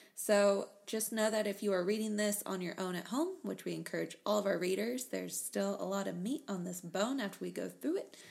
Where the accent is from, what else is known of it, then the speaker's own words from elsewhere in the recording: Texas, United States; we're from Texas